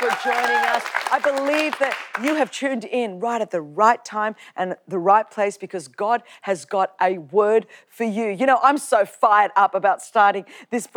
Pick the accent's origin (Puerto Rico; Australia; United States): Australia; Sydney, New South Wales; where I grew up in Australia